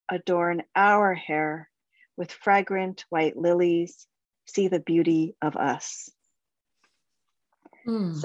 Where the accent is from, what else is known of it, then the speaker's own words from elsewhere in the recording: Whitby, Ontario, Canada; Small town Whitby, Tuesday afternoon brownies, daily Lord's prayers, Friday evening Gujarati classes